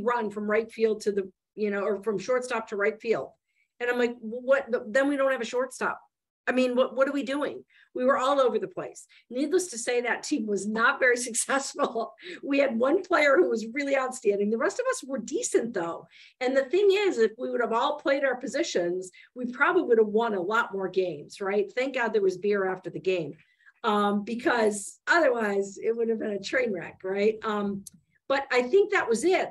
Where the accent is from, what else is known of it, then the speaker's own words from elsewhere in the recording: Michigan, United States; I grew up in Michigan